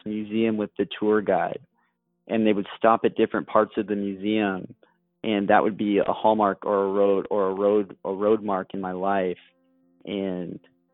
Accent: Corvallis, Oregon, United States; moved away; my hometown in Corvallis, Oregon

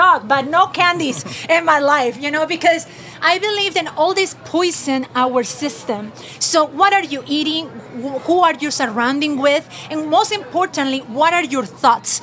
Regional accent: Peru; moved away as an adult; now in United States; I'm originally from Peru

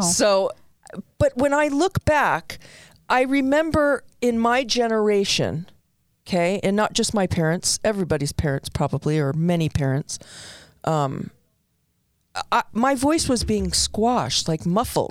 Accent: New York City, New York, United States; When I was young, growing up in the Bronx, I came from an Italian family.

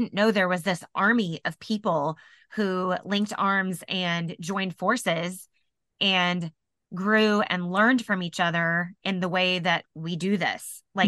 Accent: Indianapolis, Indiana, United States; And I said, oh, I'm from Indianapolis. That's where, you know, that's where we just moved here from.

